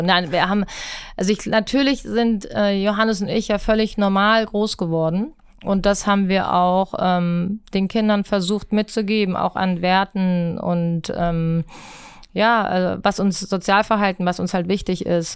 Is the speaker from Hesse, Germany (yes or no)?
yes; Rüsselsheim, Hesse, Germany; now in Hamburg, Germany; ich bin in Rüsselsheim groß geworden